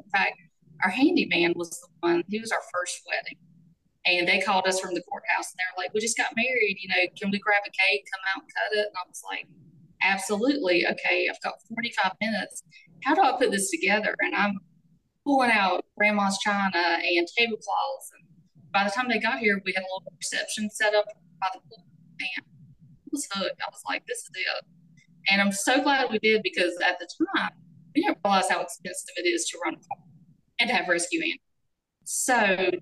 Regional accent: Lee County, North Carolina, United States; I grew up here in Lee County, and my husband is from our neighboring county, Chatham. And so we are still, we're right here in our hometown

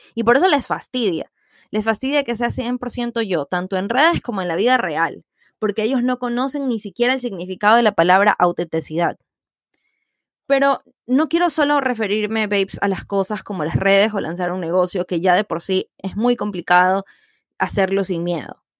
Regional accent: Ecuador

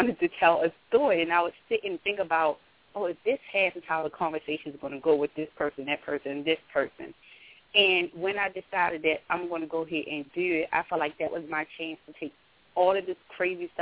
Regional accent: Baltimore, Maryland, United States; I am from Baltimore, Maryland.

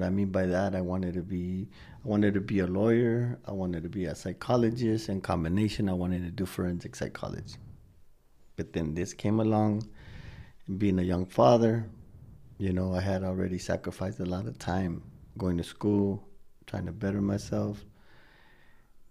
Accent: Wilmington, California, United States; now in Long Beach, United States; I was raised in Wilmington

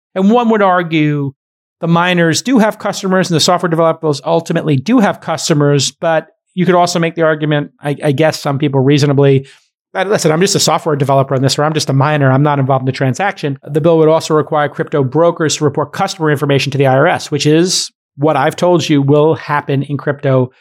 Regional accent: New York, United States; As a New Yorker, with a brother who's a firefighter and having been in Manhattan

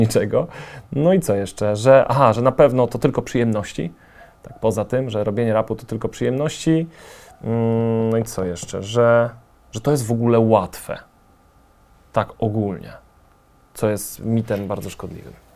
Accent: Częstochowa, Silesian Voivodeship, Poland; na Częstochowę mam zupełnie inne oko niż na Warszawę, czy no jestem stąd, jestem lokalnym patriotą

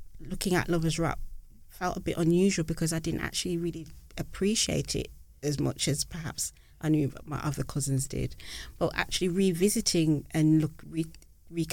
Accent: Birmingham, West Midlands, United Kingdom; as a young girl growing up in Birmingham

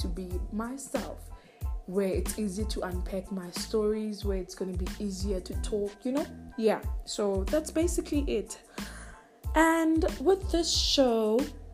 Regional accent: Richards Bay, KwaZulu-Natal, South Africa; So I'm from South Africa. I'm from KZN in a small town called Richards Bay

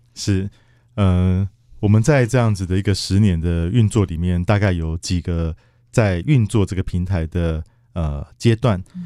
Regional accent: Kaohsiung, Taiwan; 我本身是高雄人啊

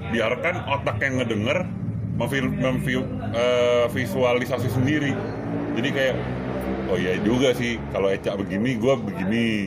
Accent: Jakarta, Indonesia; gua lahir Jakarta gede Jakarta

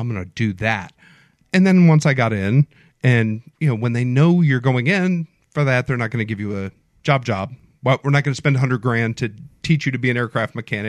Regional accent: Mobile, Alabama, United States; I'm from Mobile, born and raised.

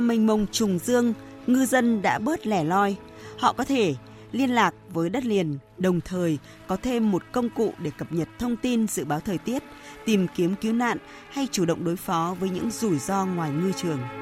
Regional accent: Vietnam; mình, mình là người Việt Nam

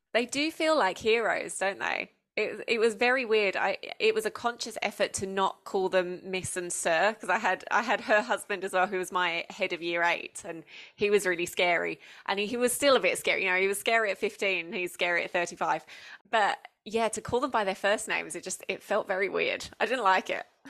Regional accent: Essex, East of England, United Kingdom; moved away as an adult; now in Australia; I grew up in Essex in the southeast, um, of the U K

